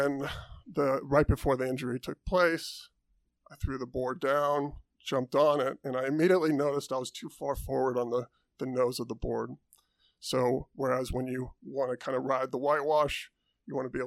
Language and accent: English; Santa Cruz, California, United States; I grew up in Santa Cruz, California